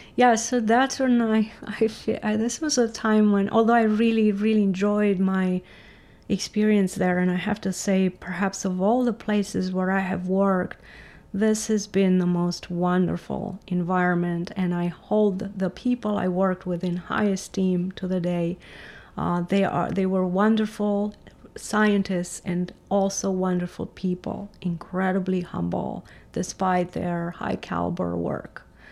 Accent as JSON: {"language": "English", "country": "Romania", "tie": "born or raised there", "also_born_or_lived": "Germany", "second_language": "English", "moved": "yes", "said": "I grew up in Romania"}